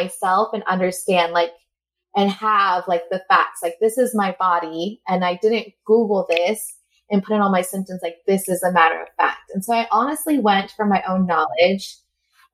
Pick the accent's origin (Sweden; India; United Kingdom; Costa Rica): Costa Rica; now in Utah, United States; I am originally from Costa Rica, but right now I live in Utah